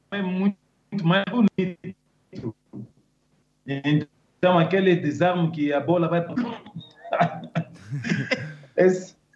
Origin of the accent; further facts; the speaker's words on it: Kinshasa, DR Congo; born there; nasci lá mesmo em Kinshasa.